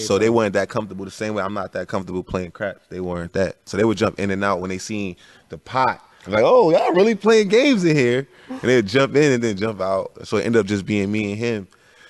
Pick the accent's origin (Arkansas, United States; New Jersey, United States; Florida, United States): New Jersey, United States; I'm from Jersey.